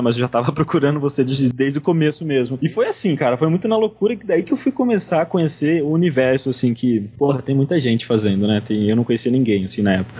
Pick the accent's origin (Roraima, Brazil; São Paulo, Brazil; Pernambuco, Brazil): São Paulo, Brazil; São Manuel; eu sou de São Manuel, né? Cidade do interior de São Paulo